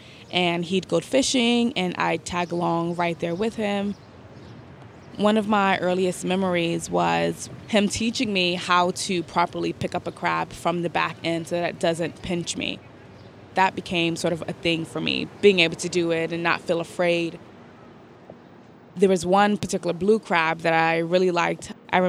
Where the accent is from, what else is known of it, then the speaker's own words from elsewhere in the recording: New York City, New York, United States; So I grew up in Bed-Stuy, Brooklyn, which is not a location that is along the waterfront. It's very much in the center of Brooklyn.